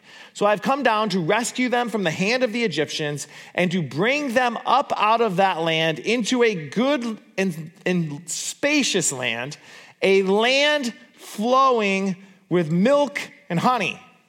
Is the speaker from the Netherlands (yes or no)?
yes; Borculo, Gelderland, Netherlands; because I grew up in Borculo. And there's lots of bees and there's lots of cows.